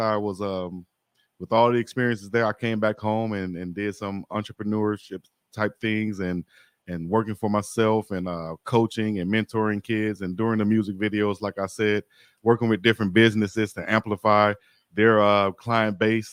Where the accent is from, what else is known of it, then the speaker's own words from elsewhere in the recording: Selma, Alabama, United States; moved away as an adult; also born or lived in Birmingham, Alabama / Austria; I'm from Selma